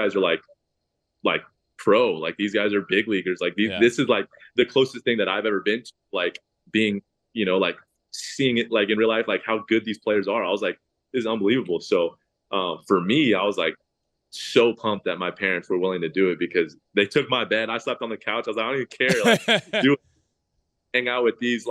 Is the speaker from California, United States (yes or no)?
yes; El Segundo, California, United States; I was born in El Segundo right here